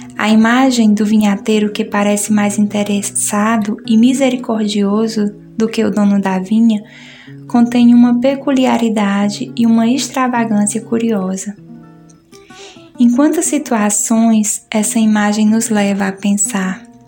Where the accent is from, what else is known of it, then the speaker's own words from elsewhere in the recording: Ceará, Brazil; now in Recife, Brazil; sou cearense